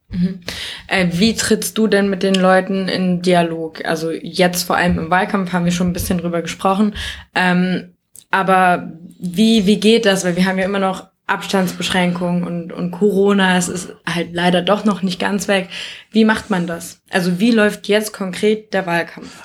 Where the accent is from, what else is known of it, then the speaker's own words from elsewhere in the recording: Nordheim, Germany; aus Nordheim, wo ich herkomme